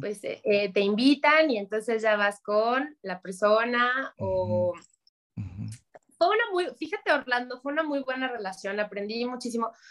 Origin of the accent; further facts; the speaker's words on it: Mexico City, Mexico; nosotros, mi hermano y yo, crecimos en Ciudad de México